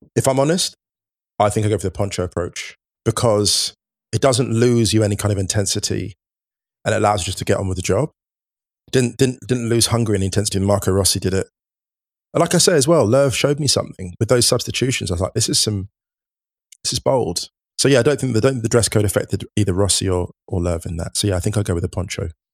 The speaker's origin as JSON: {"language": "English", "region": "England", "country": "United Kingdom", "tie": "born or raised there", "said": "growing up in the U K, growing up in England, playing football"}